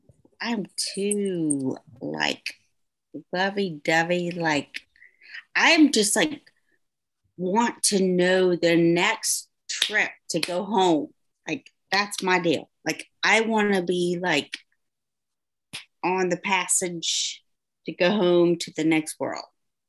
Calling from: Decatur, Georgia, United States; Decatur, Georgia.

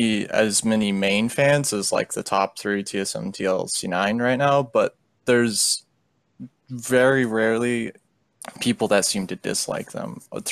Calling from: Dallas, Texas, United States

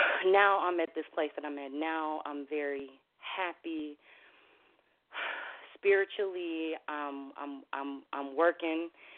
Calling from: Minnesota, United States; I'm calling from Minnesota.

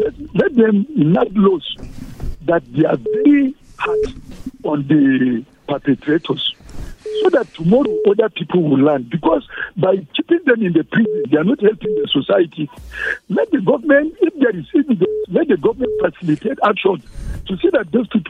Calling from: Jos, Plateau, Nigeria; I'm calling you from Jos.

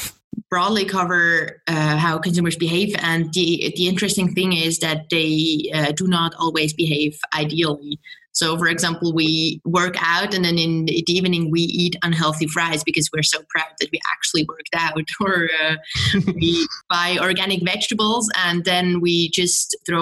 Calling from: Bern, Switzerland; I'm calling in from Bern in Switzerland.

